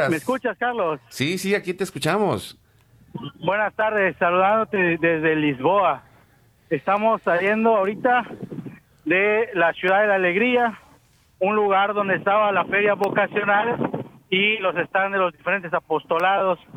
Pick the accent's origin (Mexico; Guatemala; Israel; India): India; now in Seville, Spain; soy natural de India. Vengo de España, Sevilla.